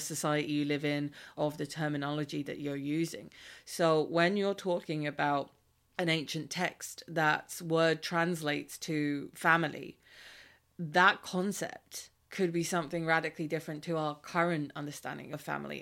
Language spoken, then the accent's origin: English; Ireland; as an Irish person